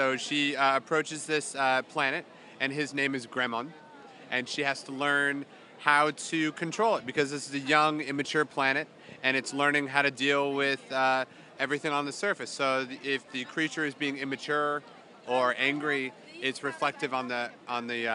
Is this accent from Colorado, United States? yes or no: no; San Francisco, California, United States; I am from San Francisco